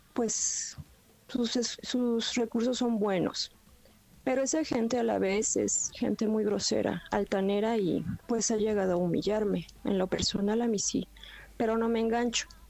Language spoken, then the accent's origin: Spanish; Mexico City, Mexico; Soy del Distrito Federal